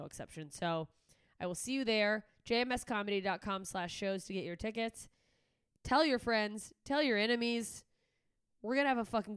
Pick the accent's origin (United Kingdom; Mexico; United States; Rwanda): United States; Alaska; also born or lived in Southern Mississippi; my home state of Alaska